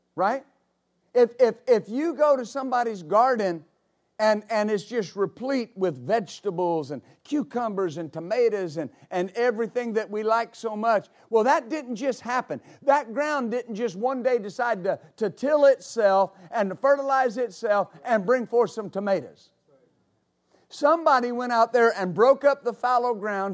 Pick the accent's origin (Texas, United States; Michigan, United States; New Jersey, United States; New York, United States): Texas, United States; West; When I was a boy growing up in West Texas